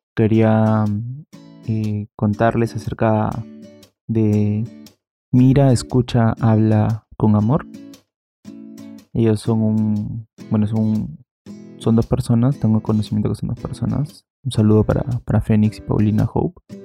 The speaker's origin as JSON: {"language": "Spanish", "country": "Peru", "said": "yo soy de bueno, de Perú. Aquí en Perú la cuarentena empezó el día 15."}